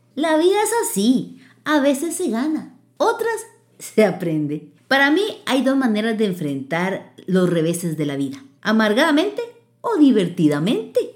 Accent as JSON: {"language": "Spanish", "country": "Costa Rica", "said": "como buena tica, hablaba el español"}